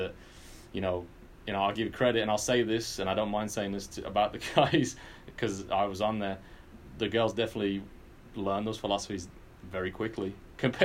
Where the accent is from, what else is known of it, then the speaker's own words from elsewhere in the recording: England, United Kingdom; moved away; as a kid growing up in England